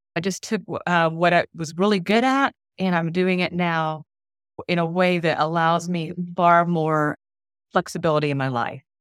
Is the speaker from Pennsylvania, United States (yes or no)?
no; Orlando, Florida, United States; I am from Orlando, Florida. My husband and I have been here for most of our lives because both of us are Air Force brats